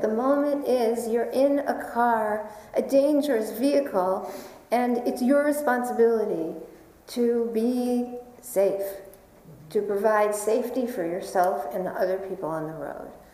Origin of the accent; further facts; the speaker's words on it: New York, United States; I am a New Yorker.